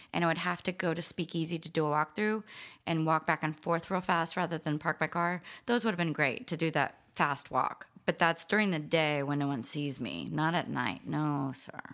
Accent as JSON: {"language": "English", "town": "New Orleans", "region": "Louisiana", "country": "United States", "tie": "born or raised there", "said": "I grew up in New Orleans"}